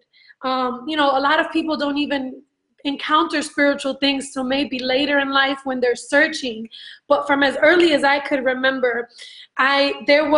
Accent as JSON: {"language": "English", "town": "New York City", "region": "New York", "country": "United States", "tie": "born or raised there", "also_born_or_lived": "Brooklyn", "said": "I'm a Latina, Puerto Rican by descent, but born and raised in New York."}